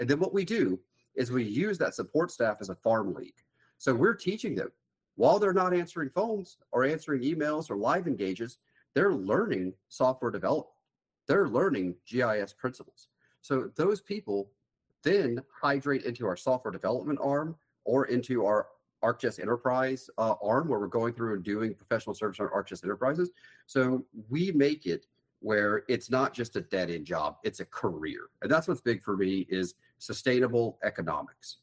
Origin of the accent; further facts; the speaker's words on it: coastal Mississippi, United States; I'm from coastal Mississippi